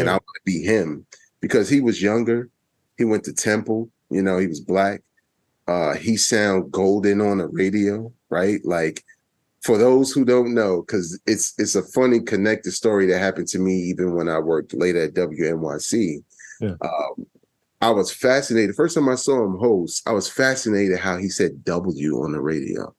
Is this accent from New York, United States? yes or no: yes; New York City, New York, United States; moved away as an adult; also born or lived in Baltimore, Maryland; I'm originally from Brooklyn, New York, Bedford Stuyvesant section, old Brooklyn